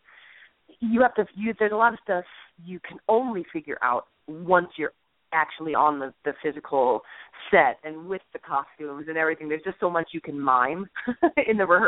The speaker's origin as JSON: {"language": "English", "town": "Akron", "region": "Ohio", "country": "United States", "tie": "born or raised there", "also_born_or_lived": "Cincinnati, Ohio", "moved": "as an adult", "lives_now": "New York, United States", "said": "I grew up in Akron, Ohio, and then I went to college at the Cincinnati Conservatory Cincinnati. So I'm an Ohio girl"}